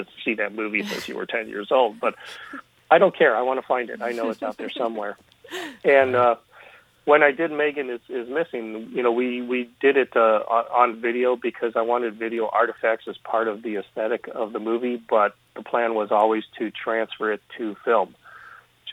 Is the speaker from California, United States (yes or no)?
no; Chicago, Illinois, United States; from a very early age in Chicago, growing up in Chicago